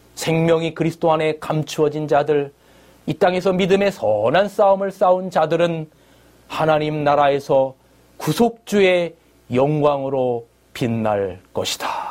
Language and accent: Korean; South Korea; 저는 한국에서 왔다